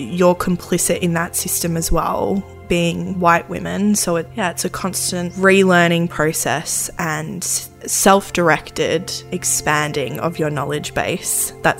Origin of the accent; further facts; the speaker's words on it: Australia; also born or lived in United States / United Arab Emirates / Mongolia / Indonesia; So I was born in America and then we moved to Australia, and then we moved to the United Arab Emirates in the Middle East, and then to Mongolia, and then to Indonesia, and then back to Australia.